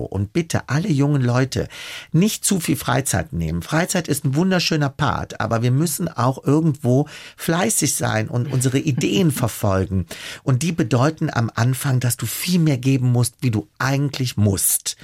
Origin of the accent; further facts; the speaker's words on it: Germany; also born or lived in Italy; ich als Deutscher da hingekommen